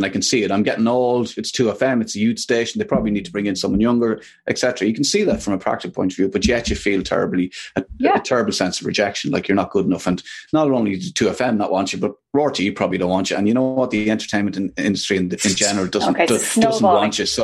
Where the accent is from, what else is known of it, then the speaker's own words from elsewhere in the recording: Ireland; there was a lot of domestic violence growing up in Ireland